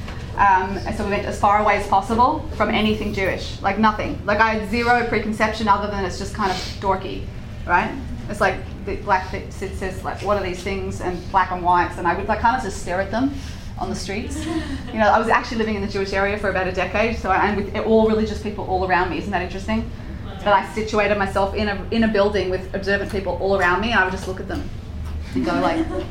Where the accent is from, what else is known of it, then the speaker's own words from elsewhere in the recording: Sydney, New South Wales, Australia; moved away; I grew up in Sydney, Australia with the kangaroos